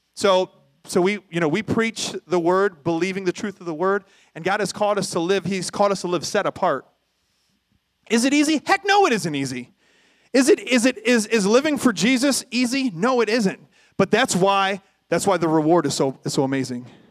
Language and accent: English; Toledo, Ohio, United States; I grew up in North Toledo